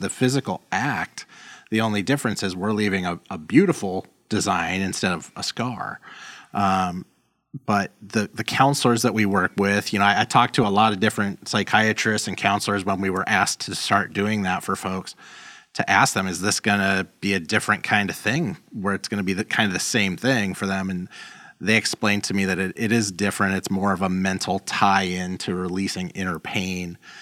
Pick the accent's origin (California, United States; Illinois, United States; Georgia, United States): California, United States; Los Angeles; moved away as an adult; now in Chicago, United States; I grew up in South Central L